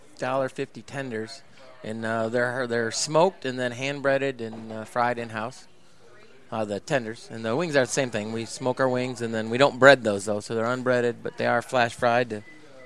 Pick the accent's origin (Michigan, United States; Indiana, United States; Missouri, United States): Michigan, United States; accent: Yankee; now in Texas, United States; Just because I was born in Michigan. You know, I've lived in Texas for 20 years.